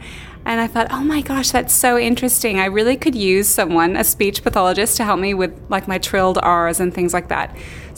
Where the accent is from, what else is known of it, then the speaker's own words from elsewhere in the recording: Canada; moved away as an adult; now in Australia; I'm from Canada, but I moved to Australia a long time ago, like 17 years ago.